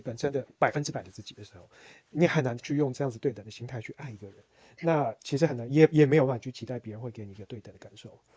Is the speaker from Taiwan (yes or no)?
yes; Taiwan; 我还是台湾土生土长的